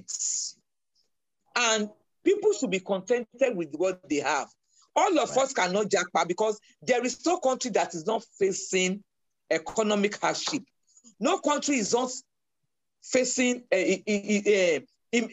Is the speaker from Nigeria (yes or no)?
yes; Nigeria; as a Nigerian